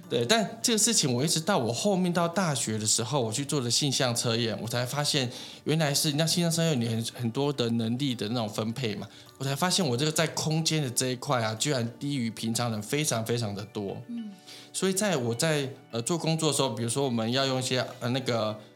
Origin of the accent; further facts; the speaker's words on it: Tainan, Taiwan; also born or lived in Taitung / Taipei / Kaohsiung; 我其实是读，呃，高雄海专毕业的，那我本身是台南人